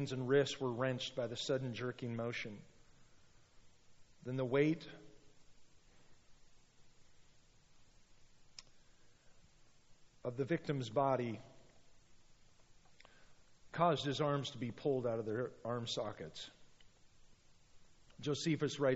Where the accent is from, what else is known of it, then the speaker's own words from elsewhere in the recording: United States; we're Americans